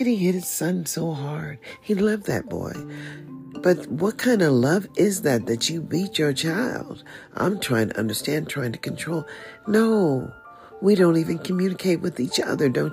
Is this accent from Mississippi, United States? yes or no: yes; Mississippi, United States; I was born in Mississippi